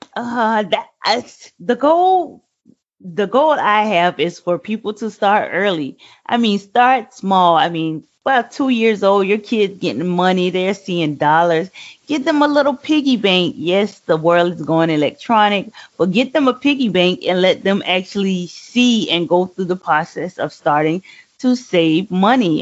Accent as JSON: {"language": "English", "town": "Savannah", "region": "Georgia", "country": "United States", "tie": "born or raised there", "said": "I live and born and raised in Savannah, Georgia"}